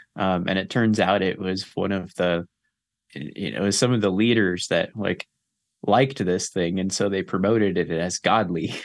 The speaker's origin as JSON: {"language": "English", "region": "Southern California", "country": "United States", "tie": "born or raised there", "said": "grew up in Southern California"}